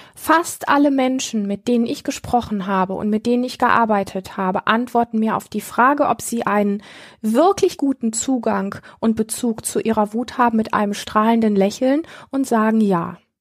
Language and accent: German; Germany; hier bei uns in Deutschland